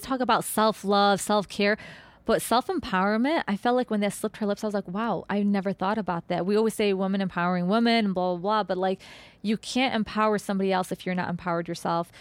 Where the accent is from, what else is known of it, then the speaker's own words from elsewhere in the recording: Chicago, Illinois, United States; Yes, we're from Chicago